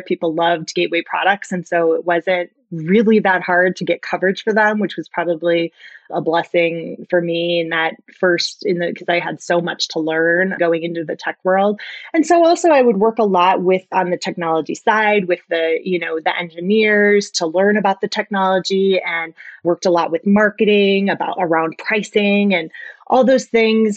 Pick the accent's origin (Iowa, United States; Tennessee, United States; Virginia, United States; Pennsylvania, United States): Iowa, United States; I always wanted to go to the University of Iowa. I was from Iowa and that's really the only place I looked